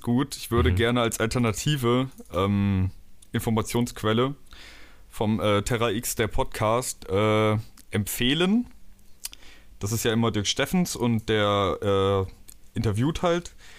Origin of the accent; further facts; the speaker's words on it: Germany; moved away as an adult; now in Dresden, Germany; Bei uns in Deutschland